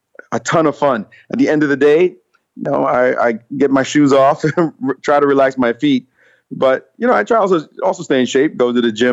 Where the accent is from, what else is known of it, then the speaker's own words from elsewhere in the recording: New York City, New York, United States; also born or lived in Jamaica; a little boy from Jamaica growing up in Brooklyn